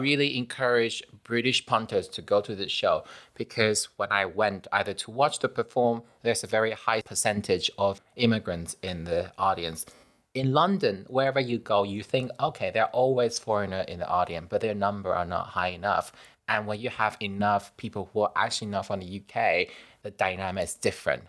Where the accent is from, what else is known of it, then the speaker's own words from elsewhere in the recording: Taiwan; I'm from Taiwan